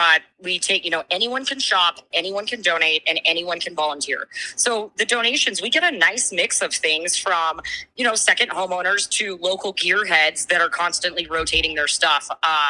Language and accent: English; North Idaho, United States; now in Big Sky, United States; Growing up in North Idaho with my family